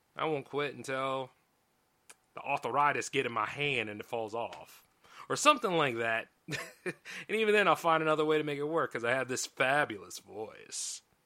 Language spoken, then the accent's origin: English; United States; I'm an American. Pay taxes here.